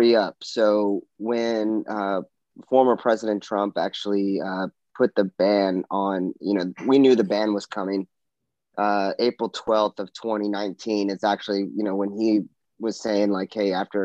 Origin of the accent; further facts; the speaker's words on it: Harlingen, Texas, United States; also born or lived in San Antonio, Texas / Lemoore, California; now in New Orleans, United States; I was born in Harlingen, Texas. It's down kind of by the border of Mexico, and went to, you know, grew up there, moved to San Antonio.